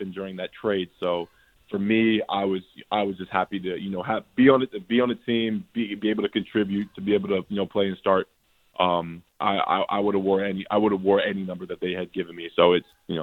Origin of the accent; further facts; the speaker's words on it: Canada; now in United States; a fellow Canadian